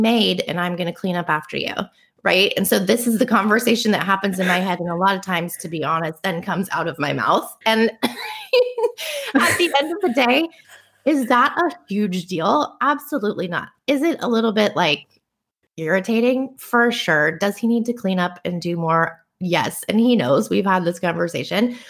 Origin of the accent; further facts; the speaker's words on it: Bay Area, California, United States; growing up in the Bay Area